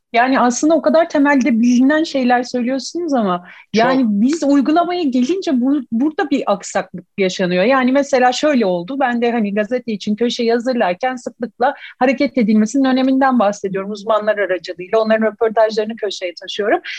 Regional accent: İzmir, Turkey; ben İzmirliyim

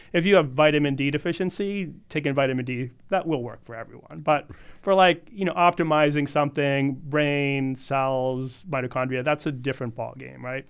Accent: Boston, Massachusetts, United States; moved away as an adult; also born or lived in Hawaii / Arizona / Southern California; now in California, United States; I grew up in Boston, but I've lived my adult life between Hawaii, Arizona, Southern California mostly

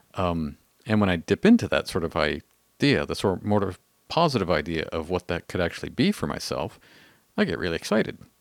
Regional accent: Canada; we're Canadian

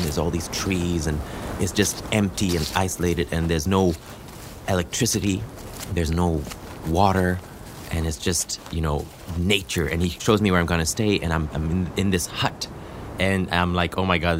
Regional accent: Ethiopia; You know, I'm half black and half white. And I was growing up in Ethiopia. And so I didn't belong in the group of Africans, but I also didn't belong in the group of Europeans.

